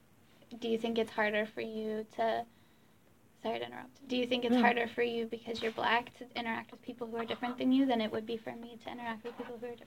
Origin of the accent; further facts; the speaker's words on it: Ireland; Like you know Dutch people eat different food because they're Dutch and I'm Irish.